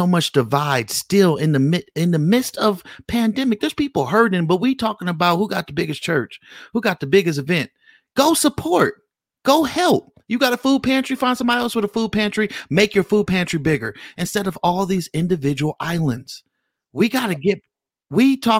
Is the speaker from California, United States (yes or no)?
yes; California, United States; now in Las Vegas, United States; I'm from California